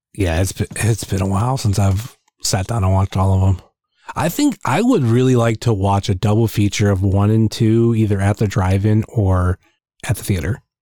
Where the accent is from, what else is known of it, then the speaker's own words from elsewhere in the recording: Northeast Ohio, United States; I'm from Northeast Ohio.